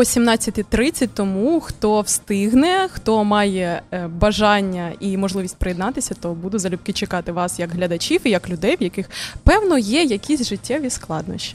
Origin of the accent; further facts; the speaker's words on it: Kharkiv, Kharkiv Oblast, Ukraine; я з Харкова